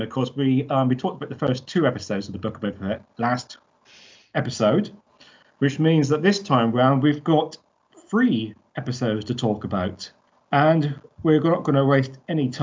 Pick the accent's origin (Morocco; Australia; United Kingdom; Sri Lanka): United Kingdom; Blame it on being British.